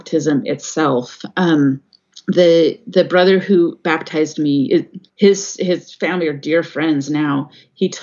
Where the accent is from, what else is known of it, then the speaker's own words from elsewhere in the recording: California, United States; now in Washington State, United States; I grew up in California. Not very far from where the Oakland Temple is